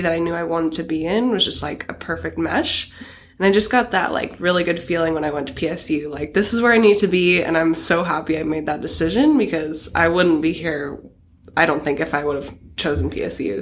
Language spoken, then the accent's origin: English; Astoria, Oregon, United States; moved away; I grew up in Astoria, Oregon